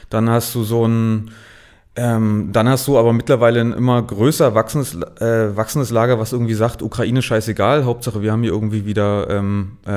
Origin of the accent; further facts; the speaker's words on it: Berlin, Germany; Ich, ich bin ja gebürtiger Ostberliner, war aber zum Studium in Marburg